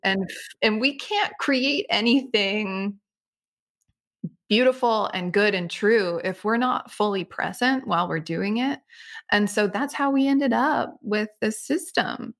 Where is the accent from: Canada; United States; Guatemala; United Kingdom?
United States; Connecticut; I grew up in Connecticut on the lands of the Niantic Indian tribe